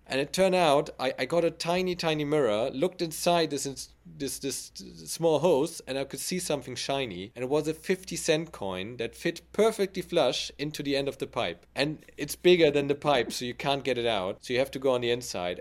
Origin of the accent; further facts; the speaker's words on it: Germany; my hometown